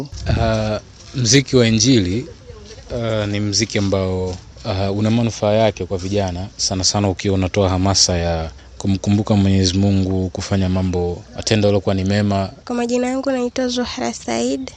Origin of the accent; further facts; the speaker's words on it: Geita, Geita Region, Tanzania; now in Mwanza, Tanzania; nimetoka Geita nyumbani, nimekuja Mwanza, nimesomea Mwanza pia.